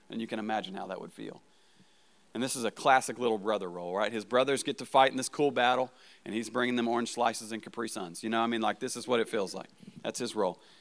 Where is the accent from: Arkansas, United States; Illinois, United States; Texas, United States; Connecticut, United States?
Arkansas, United States; also born or lived in Marshfield, Missouri; I'm from Arkansas